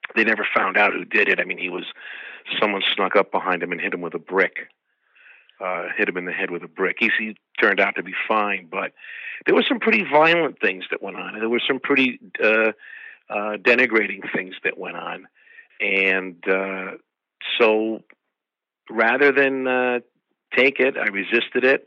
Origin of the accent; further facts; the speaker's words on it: Troy, New York, United States; moved away as an adult; also born or lived in Watervliet, New York / Boston, Massachusetts; I was uh, born and raised in Troy, New York